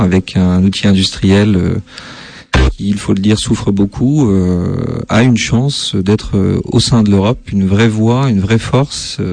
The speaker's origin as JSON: {"language": "French", "town": "Metz", "region": "Grand Est", "country": "France", "tie": "born or raised there", "also_born_or_lived": "Nancy / Saarbrücken", "said": "je suis né à Metz, donc je, suis d'origine vosgienne"}